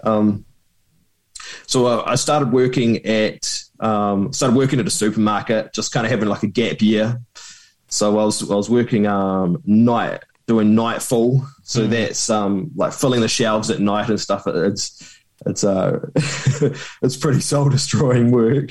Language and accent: English; Christchurch, Canterbury, New Zealand; also born or lived in Queenstown; I was born in Christchurch, and when I was eleven, I moved to Queenstown with the family